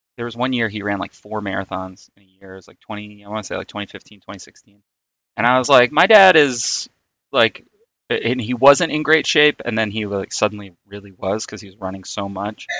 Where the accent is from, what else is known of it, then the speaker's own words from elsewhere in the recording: New York City, New York, United States; I grew up in Queens